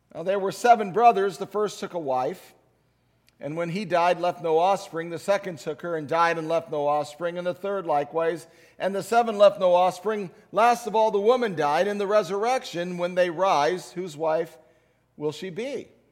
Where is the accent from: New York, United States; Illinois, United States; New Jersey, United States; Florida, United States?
Illinois, United States; Chicago; as a child growing up in Chicago in the nineteen sixties